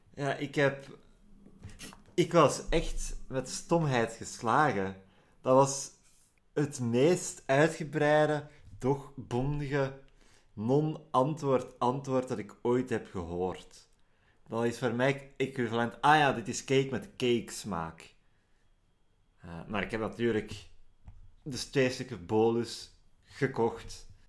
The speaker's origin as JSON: {"language": "Dutch", "region": "Flanders", "country": "Belgium", "said": "Ik ben Vlaming in België."}